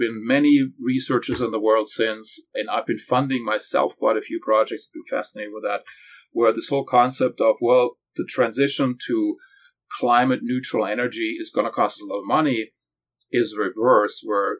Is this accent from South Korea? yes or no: no; Germany; moved away as an adult; now in California, United States; I grew up in Europe